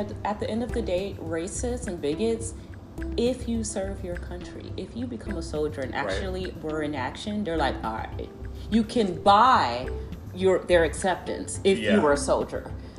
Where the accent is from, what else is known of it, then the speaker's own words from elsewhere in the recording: Chicago, Illinois, United States; And I'm from Chicago